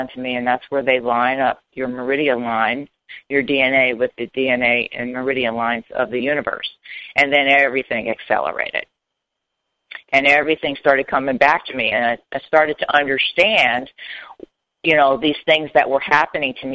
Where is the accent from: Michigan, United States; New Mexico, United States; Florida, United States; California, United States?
Florida, United States; Hollywood; moved away; also born or lived in Miami, Florida / North Carolina; I was born and raised in South Florida in Miami, and then kind of grew up in Hollywood, Florida.